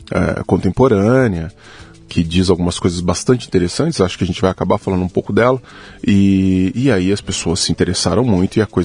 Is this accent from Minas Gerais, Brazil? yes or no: yes; Araguari, Minas Gerais, Brazil; born there; now in Uberlândia, Brazil; Eu nasci no interior de Minas Gerais, numa cidade chamada Araguari.